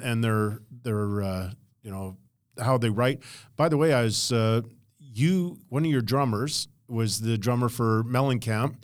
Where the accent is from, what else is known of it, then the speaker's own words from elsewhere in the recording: Edmonton, Alberta, Canada; also born or lived in Los Angeles / Medicine Hat; now in Calgary, Canada; growing up in Edmonton, and I wanted to be a park warden.